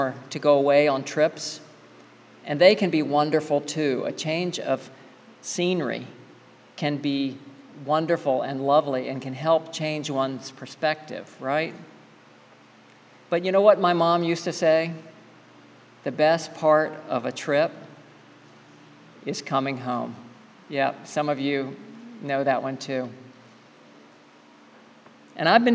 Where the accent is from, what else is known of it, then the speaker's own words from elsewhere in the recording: the South, United States; I grew up in the South